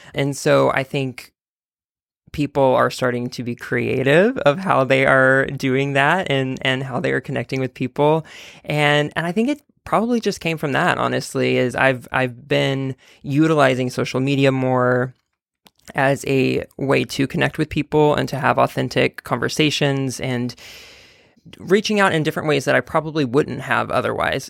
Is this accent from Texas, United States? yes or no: yes; Texas, United States; now in New York, United States; I'm from Texas